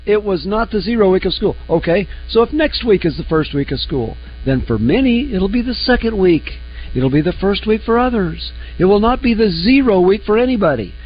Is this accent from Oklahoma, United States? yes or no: yes; Oklahoma City, Oklahoma, United States; growing up in Oklahoma. We got I was in Oklahoma City